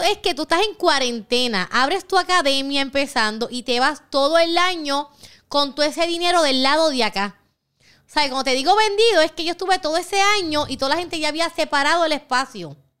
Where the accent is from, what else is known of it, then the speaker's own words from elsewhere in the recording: Puerto Rico; soy la primera puertorriqueña certificada y la tercera latina